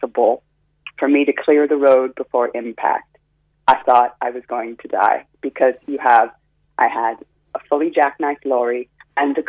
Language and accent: English; Florida, United States; also born or lived in California; now in Cork, Ireland; I was born in Florida, but then I lived in California